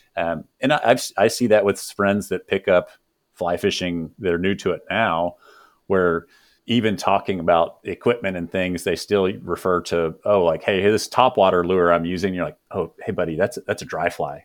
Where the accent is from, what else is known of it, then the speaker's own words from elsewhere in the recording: Texas, United States; growing up in the South here in Texas